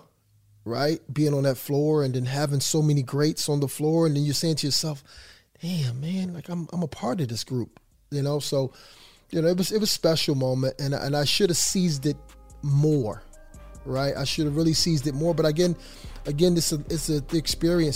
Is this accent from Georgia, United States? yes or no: no; Philadelphia, Pennsylvania, United States; moved away as an adult; I'm from Philadelphia